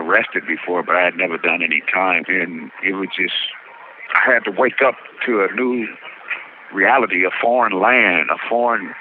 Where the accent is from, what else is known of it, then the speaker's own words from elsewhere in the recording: Barstow, California, United States; I'm from Barstow, the heart of the high desert. You know, and I was telling her, that's the only place I knew until they brought me here.